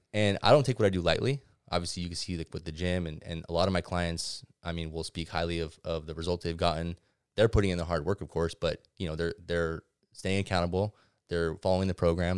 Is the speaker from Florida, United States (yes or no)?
no; Ventura, California, United States; Being born and raised in Ventura